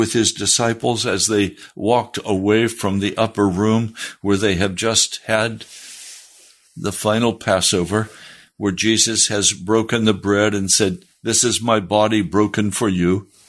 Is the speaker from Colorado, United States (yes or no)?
yes; Denver, Colorado, United States; born there; also born or lived in Bosler, Wyoming / Laramie, Wyoming / Pennsylvania; I was born in Denver, Colorado. My family moved from Denver to a place called Bosler, Wyoming, and to Laramie, Wyoming, and to Pennsylvania.